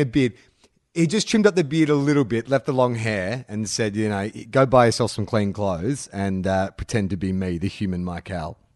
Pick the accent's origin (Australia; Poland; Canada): Australia